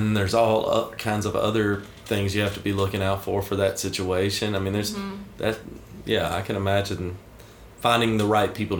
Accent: Alabama, United States; moved away as an adult; also born or lived in Ohio; I'm originally from Alabama, but I lived in Ohio for a while

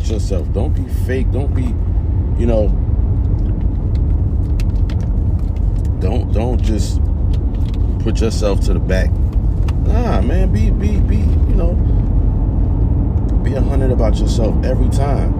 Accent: East Orange, New Jersey, United States; I come from East Orange, New Jersey

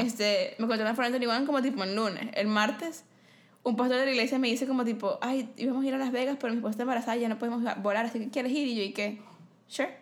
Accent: Venezuela; moved away as an adult; yo soy venezolana

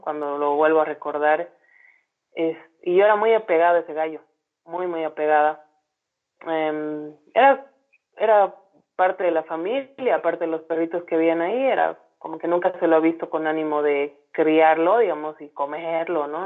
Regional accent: Santa Cruz de la Sierra, Santa Cruz, Bolivia; moved away; also born or lived in La Paz (highlands); yo soy cruceña, ¿no? Soy, ahora soy más coya que el chuño, como decimos acá, pero yo nací en Santa Cruz y bueno, o sea, he crecido rodeada de naturaleza

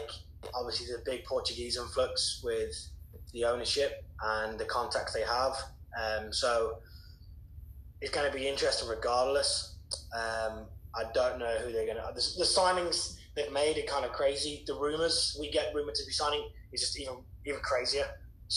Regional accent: Wolverhampton, West Midlands, United Kingdom; moved away as an adult; born and raised in Wolverhampton

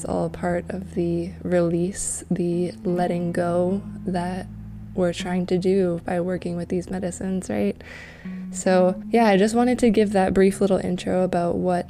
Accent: Canada; you're from the UK, I'm from Canada, and we didn't exactly grow up in that sort of circumstance.

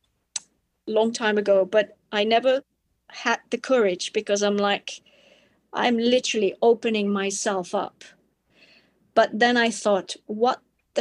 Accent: Spain; also born or lived in Belgium; Spain is my home country

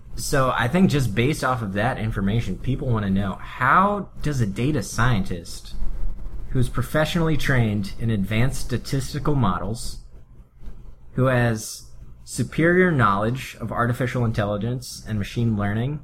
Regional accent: Pennsylvania, United States; growing up in Pennsylvania

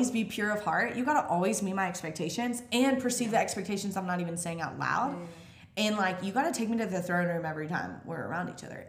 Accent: Mississippi, United States; I grew up in Mississippi

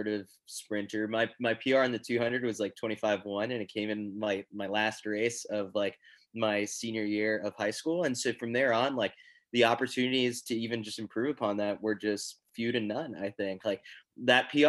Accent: New York, United States; I'm a New Yorker

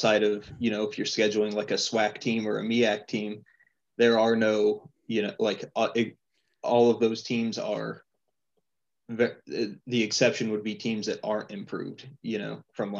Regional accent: Terre Haute, Indiana, United States; moved away; I'm from Terre Haute originally. So I grew up a big, you know, ISU fan

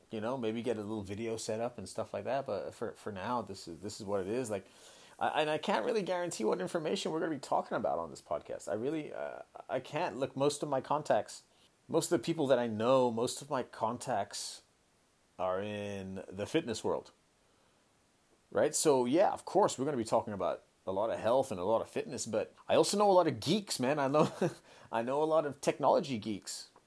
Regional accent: Hong Kong; also born or lived in San Francisco Bay Area, United States; look, I'm from Hong Kong, born and raised in Hong Kong, right? I lived there my whole life. I, I lived eight years in in, uh, in the San Francisco Bay Area went to university there

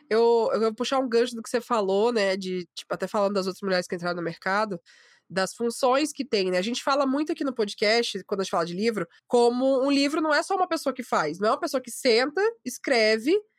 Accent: Maranhão, Brazil

